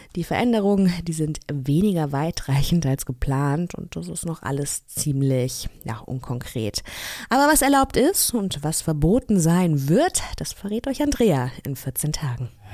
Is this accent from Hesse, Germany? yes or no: yes; Kassel, Hesse, Germany; Ich komme ja aus Kassel